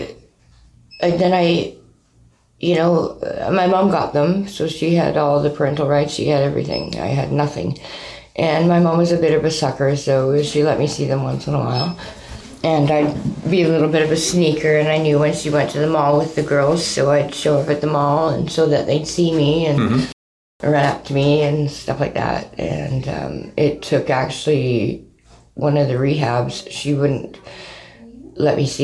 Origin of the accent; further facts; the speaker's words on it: Burnaby, British Columbia, Canada; moved away as an adult; also born or lived in Vancouver / Calgary; now in Kelowna, Canada; Born and raised, yeah. Mostly Burnaby